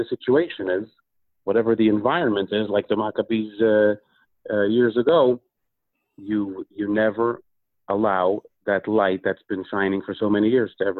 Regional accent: Minnesota, United States; we grew up in Minnesota, very, very far away from Crown Heights, where my uncle lives.

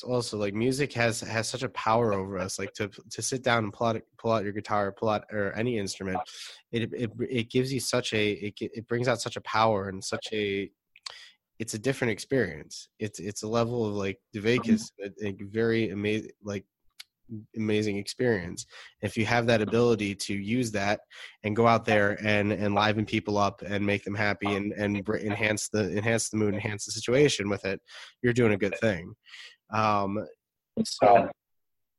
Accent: Detroit, Michigan, United States; moved away; I'm from Detroit, Michigan originally

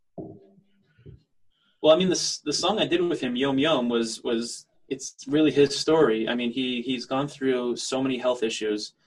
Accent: United States; now in Israel; I'm living in Israel as an American singer

